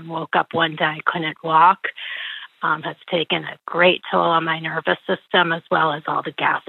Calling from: Greenwich, Connecticut, United States; I'm calling from Greenwich, Connecticut. I've been living across from a residential construction since 2018

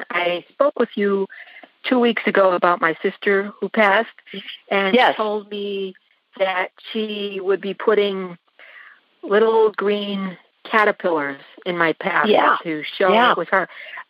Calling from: Courtdale, Pennsylvania, United States; I'm calling from Courtdale, Pennsylvania.

